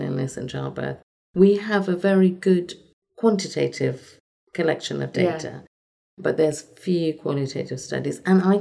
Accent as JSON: {"language": "English", "country": "Trinidad & Tobago", "moved": "yes", "said": "I'm from Trinidad and Tobago."}